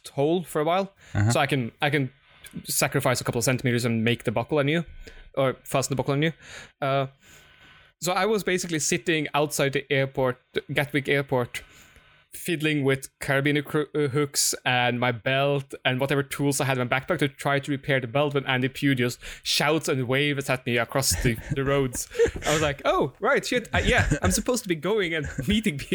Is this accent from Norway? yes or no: yes; Norway; I come from Norway